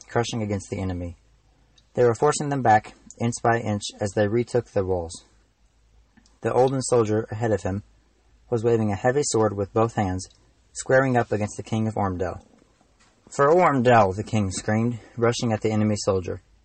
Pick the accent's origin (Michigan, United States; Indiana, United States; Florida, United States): Indiana, United States; Madison; I'm an author from Madison, Indiana. I grew up there, and I still live there